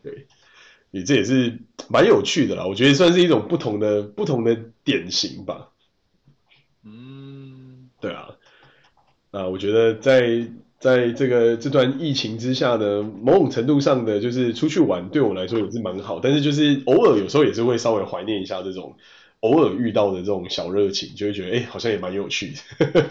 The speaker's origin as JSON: {"language": "Chinese", "country": "Taiwan", "said": "我们是台湾来的"}